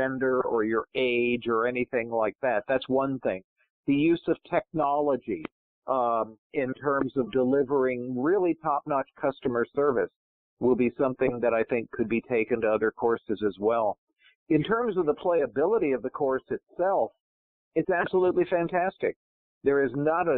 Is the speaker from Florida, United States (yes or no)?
no; Pittsfield, Massachusetts, United States; now in Johns Creek, United States; growing up in Western Massachusetts